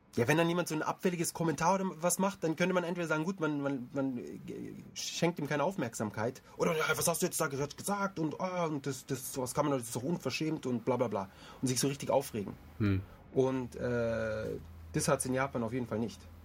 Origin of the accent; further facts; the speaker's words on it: Germany; Ich fühle mich auch nicht irgendwie als Ausländer in Deutschland, sondern ich fühle mich eigentlich als Deutscher